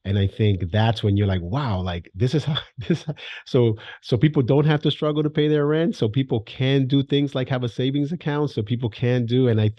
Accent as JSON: {"language": "English", "town": "New York City", "region": "New York", "country": "United States", "tie": "born or raised there", "said": "I'm a kid from the Bronx."}